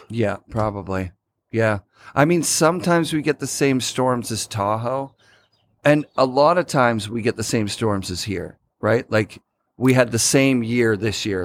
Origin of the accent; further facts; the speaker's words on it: Sudbury, Ontario, Canada; now in Oregon, United States; I grew up in Sudbury, Ontario